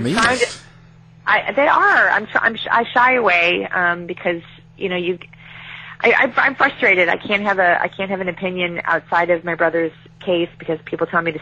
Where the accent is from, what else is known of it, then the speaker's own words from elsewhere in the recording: Chicago, Illinois, United States; I was raised as in Chicago